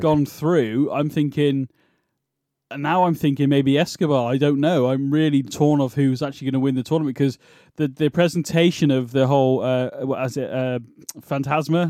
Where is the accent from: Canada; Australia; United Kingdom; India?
United Kingdom; accent: British